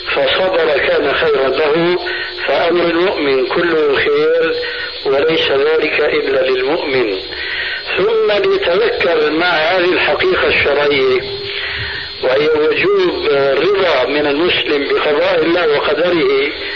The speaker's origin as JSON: {"language": "Arabic", "country": "Syria", "said": "عندنا في سوريا"}